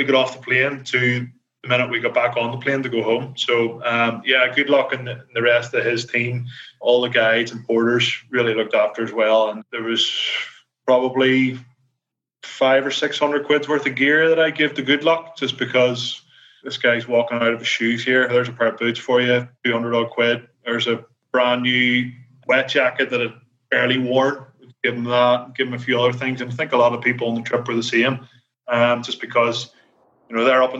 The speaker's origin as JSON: {"language": "English", "town": "Belfast", "region": "Northern Ireland", "country": "United Kingdom", "accent": "Belfast", "said": "my Belfast accent"}